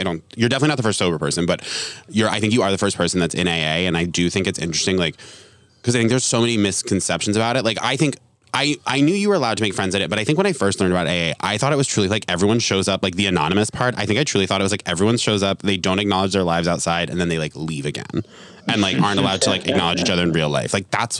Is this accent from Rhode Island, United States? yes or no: yes; Rhode Island, United States; also born or lived in Vermont; I'm from Rhode Island and Vermont.